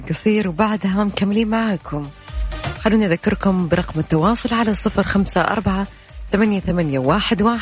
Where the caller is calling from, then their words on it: Mecca, Makkah Province, Saudi Arabia; أنا من مكة